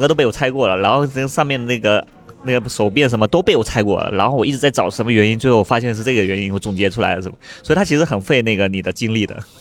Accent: Fuding, Fujian, China; now in Beijing, China; 我福建的嘛，福建嗯。宁德时代就富鼎，富鼎白茶，那个，那是我老家

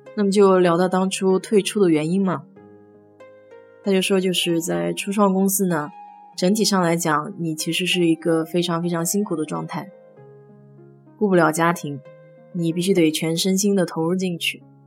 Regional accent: China; now in United States; 我们中国人

